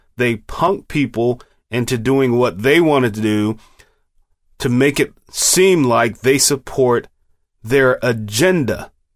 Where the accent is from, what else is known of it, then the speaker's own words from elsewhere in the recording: United States; We, as American citizens